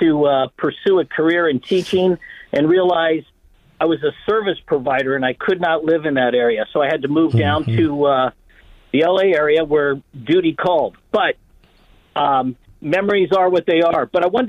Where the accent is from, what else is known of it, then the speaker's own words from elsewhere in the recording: Mountain View, California, United States; also born or lived in Sunnyvale; 63 and yeah, well, I enjoyed growing up in Mountain View and Sunnyvale, riding bikes, watching the Blue Angels fly.